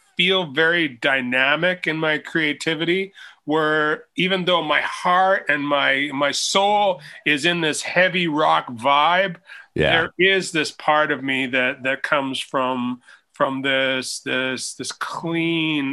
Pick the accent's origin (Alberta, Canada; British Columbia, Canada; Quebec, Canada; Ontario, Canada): British Columbia, Canada; Northern; I grew up in Northern British Columbia here in Canada